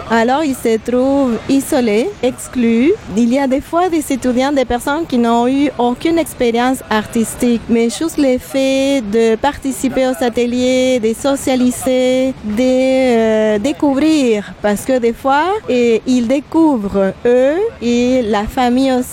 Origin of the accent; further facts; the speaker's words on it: Buenos Aires, Argentina; moved away as an adult; Et je suis originaire de l'Argentine, de Buenos Aires, et euh, je suis psychologue de formation.